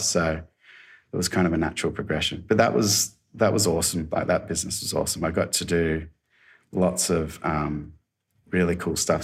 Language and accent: English; Australia; moved away as an adult; now in Gold Coast, Australia; I was from Alba